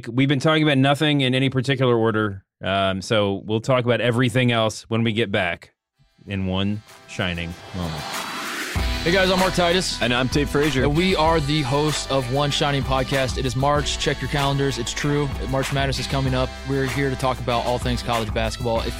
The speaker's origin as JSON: {"language": "English", "country": "Canada", "said": "But um, as a Canadian, yeah."}